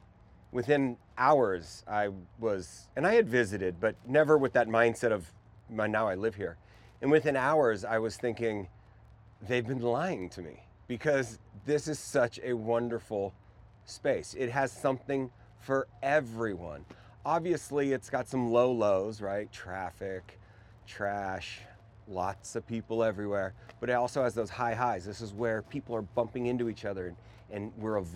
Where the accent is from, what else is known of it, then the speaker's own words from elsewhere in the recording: Northern California, United States; moved away as an adult; now in Los Angeles, United States; I'm from Northern California, fifth generation Californian